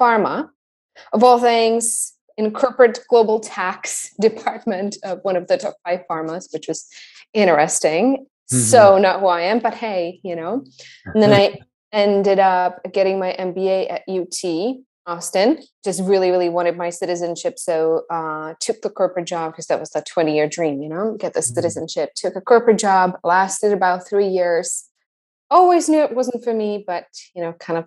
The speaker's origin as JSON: {"language": "English", "town": "Tachov", "region": "Plzeň Region", "country": "Czechia", "tie": "born or raised there", "also_born_or_lived": "Peru", "moved": "as an adult", "said": "A little town in the middle of nowhere called Tachov, which is in the Czech Republic, about 10 minutes from the border with Germany."}